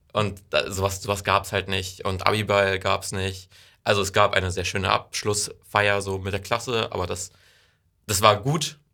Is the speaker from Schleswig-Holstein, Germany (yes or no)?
yes; Wesseln, Schleswig-Holstein, Germany; also born or lived in Ostrohe / Heide; Ich komme aus Wesseln, bin da zwei Jahre zur Schule gegangen, äh, dann zwei Jahre in Ostro zur Schule gegangen